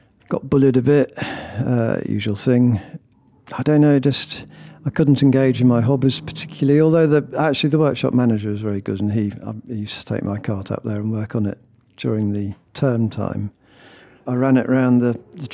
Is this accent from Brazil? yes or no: no; Stratford-upon-Avon, West Midlands, United Kingdom; accent: Brummie; from Stratford, where I grew up